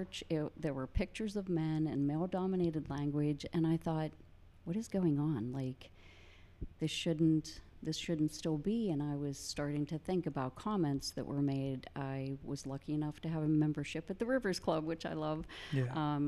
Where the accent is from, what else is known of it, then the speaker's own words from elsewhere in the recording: Indiana, Pennsylvania, United States; Indiana, PA, about 60 miles east, small college town. Grew up in a neighborhood mostly full of boys